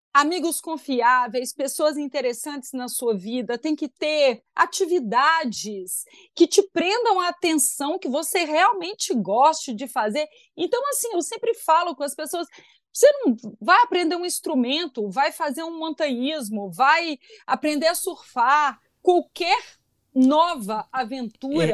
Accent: Belo Horizonte, Minas Gerais, Brazil; sou de Belo Horizonte e tenho 39 anos

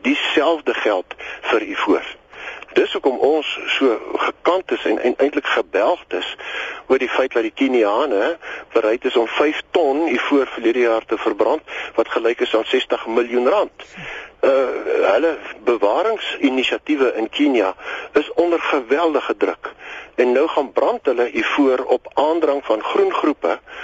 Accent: South Africa

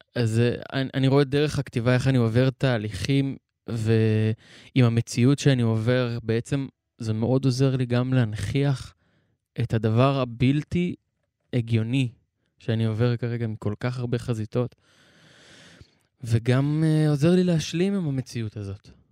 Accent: Be'eri, Southern District, Israel; אני נולדתי וגדלתי בקיבוץ הזה

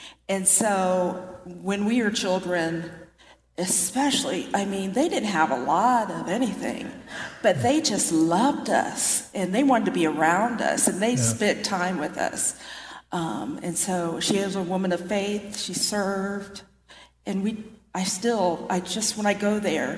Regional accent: Delaware, Ohio, United States; we're from Delaware, Ohio. He would take us from relative to relative, and we all live within like a block

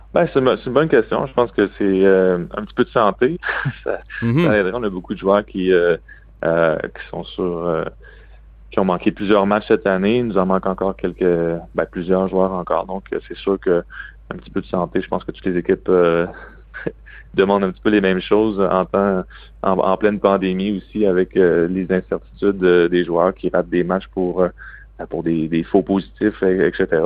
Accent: Quebec City, Quebec, Canada; now in Boston, United States; je suis un gars de Québec

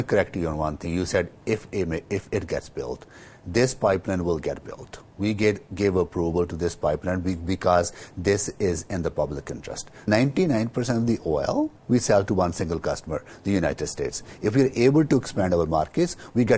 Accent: Edmonton, Alberta, Canada; I was in Edmonton, my hometown

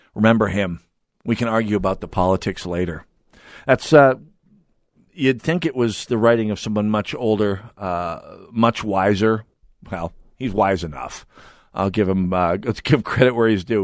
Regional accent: Jamestown, North Dakota, United States; now in Minnesota, United States; my hometown of Jamestown, North Dakota

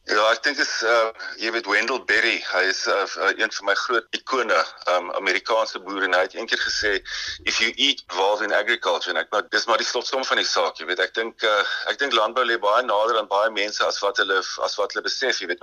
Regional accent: Indwe, Eastern Cape, South Africa; moved away; In die Noord-Oos-Kaap in 'n klein plekie Indwy, né? Dis uh, tussen Dordrecht en uh, en Elliot

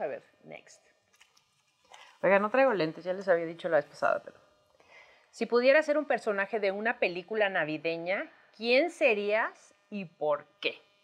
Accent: Tamaulipas, Mexico; now in Mexico City, Mexico; Yo soy de Tamaulipas

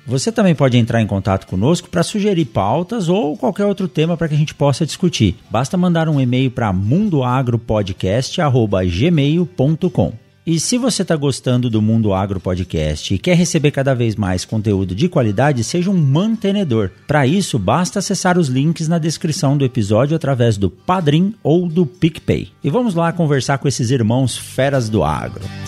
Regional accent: São Paulo, Brazil; Eu nasci em São Paulo

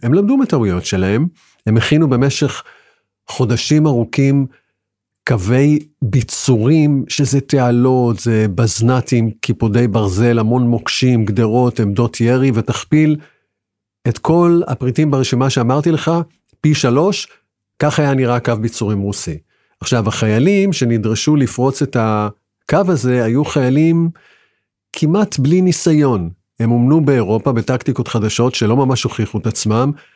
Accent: Israel; אנחנו ישראלים

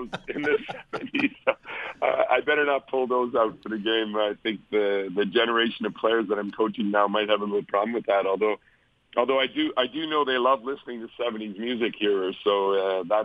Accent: Winnipeg, Manitoba, Canada; moved away; from Winnipeg, my hometown

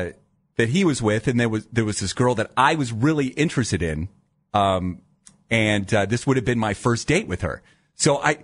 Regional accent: Dover, Ohio, United States; Yes, but I grew up in a very small town. So I grew up in the Dover, New Philadelphia area.

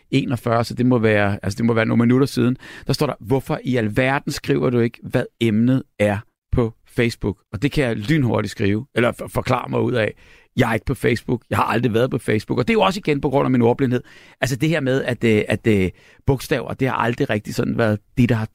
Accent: Næstved, Zealand, Denmark; jeg kommer fra Næstved, og vi har også en forestilling i morgen i Næstved.

